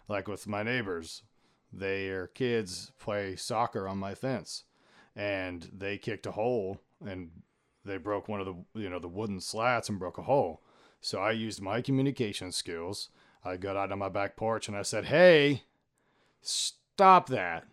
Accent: Tennessee, United States; we're both born and raised in Tennessee.

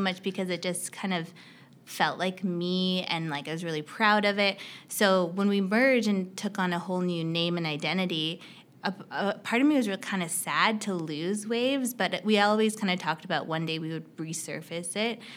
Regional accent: Canada; also born or lived in United States; I'm Canadian, so I, I went to school in the U S and I moved back to Canada after I graduated

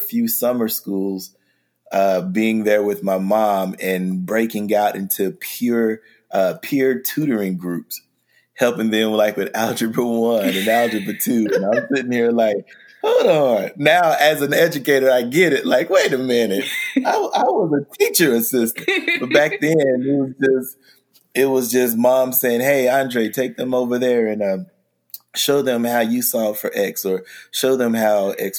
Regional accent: Oklahoma City, Oklahoma, United States; I am an educator from Oklahoma City, Oklahoma

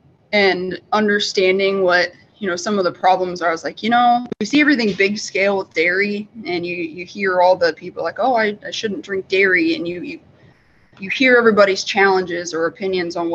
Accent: Midwest, United States; moved away as an adult; now in upstate New York, United States; where I grew up in the Midwest

